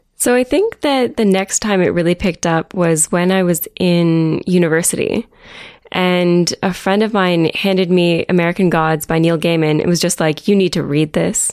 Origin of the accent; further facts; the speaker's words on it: Chatsworth, Ontario, Canada; moved away as an adult; also born or lived in Ottawa; now in Toronto, Canada; I grew up in a tiny little town called Chatsworth. It's up in southwestern Ontario near Owen